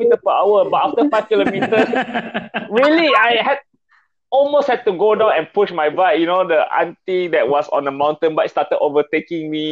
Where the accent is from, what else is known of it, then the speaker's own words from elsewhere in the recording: Kenyir, Terengganu, Malaysia; And then Kenye just happened to be my hometown. I'm from Terengganu.